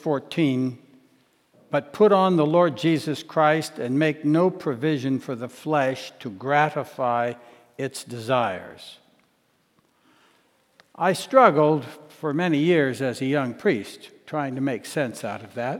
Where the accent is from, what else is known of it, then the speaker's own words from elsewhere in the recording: Washington, District of Columbia, United States; moved away as an adult; also born or lived in northeastern Montana; having grown up in the nation's capital in an urban, suburban setting